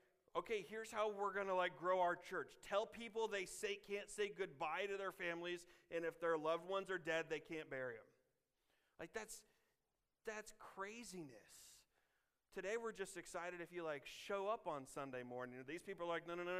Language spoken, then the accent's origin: English; Illinois, United States; now in Kansas, United States; I'm from Illinois